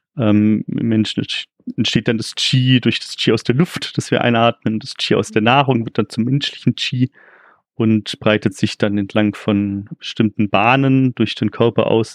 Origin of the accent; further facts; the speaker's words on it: Ulm area, Baden-Württemberg, Germany; Wie man vielleicht auch hört, komme ich auch hier aus der Gegend.